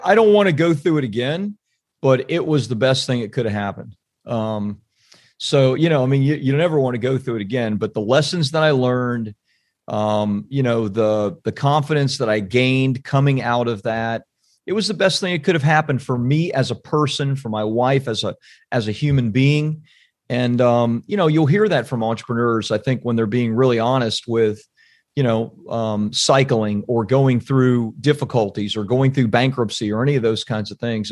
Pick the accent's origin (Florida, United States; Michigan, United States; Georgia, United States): Florida, United States; Central; also born or lived in California; now in Saint Augustine, United States; I'm from Central Florida